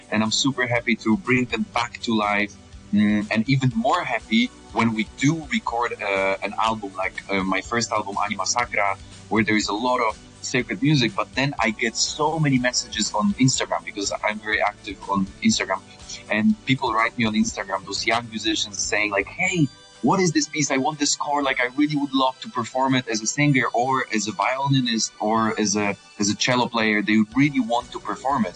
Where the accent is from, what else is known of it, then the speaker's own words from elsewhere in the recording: Poland; I'm a countertenor from Poland.